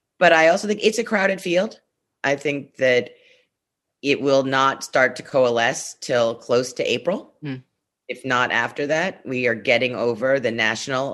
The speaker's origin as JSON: {"language": "English", "town": "New York City", "region": "New York", "country": "United States", "said": "I'm from Brownstone, Brooklyn, so have a few roots here"}